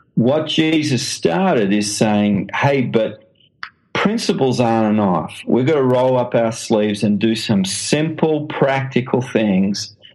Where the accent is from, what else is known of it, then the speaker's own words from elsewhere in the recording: Australia; accent: Australian; now in London, United Kingdom; as you can tell from the accent, I'm an Australian